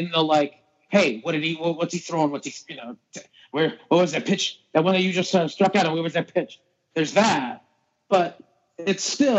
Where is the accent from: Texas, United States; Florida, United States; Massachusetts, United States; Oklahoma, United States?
Massachusetts, United States; Boston; growing up in Boston with my dad